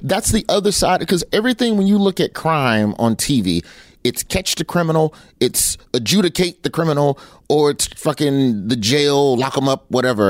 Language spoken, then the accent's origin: English; Birmingham, Alabama, United States; moved away; I'm from Birmingham